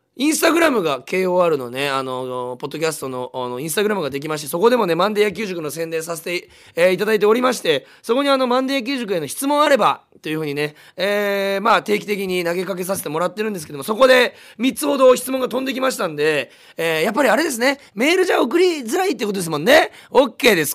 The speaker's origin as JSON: {"language": "Japanese", "town": "Munakata", "region": "Fukuoka", "country": "Japan", "tie": "born or raised there"}